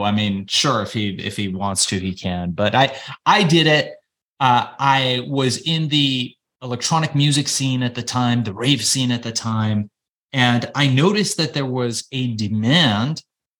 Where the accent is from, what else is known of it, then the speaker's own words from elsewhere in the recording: Iran; now in Los Angeles, United States; We were immigrants. You know, we came from Iran. We were Jewish Iranians, and my folks, fearing persecution, left Iran to come to the United States